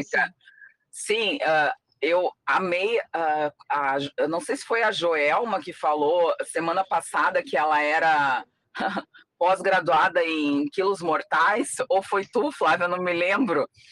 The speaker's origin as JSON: {"language": "Portuguese", "region": "Rio Grande do Sul", "country": "Brazil", "tie": "born or raised there", "said": "quando eu era pequena, uh, aqui no Rio Grande do Sul, não tinha muito essa cultura da paçoca"}